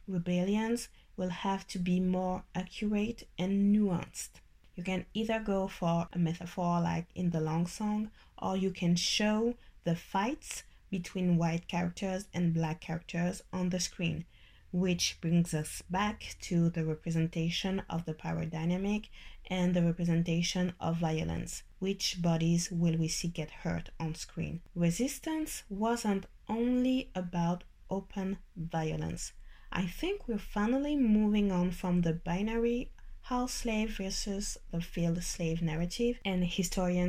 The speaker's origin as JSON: {"language": "English", "country": "Guadeloupe", "said": "I'm from Guadeloupe"}